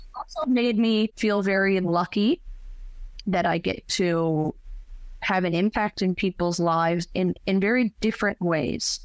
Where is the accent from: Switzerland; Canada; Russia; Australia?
Canada; St. Philip's, Newfoundland and Labrador; now in St. John's, Canada; born and raised in St. Philip's, now living in downtown St. John's.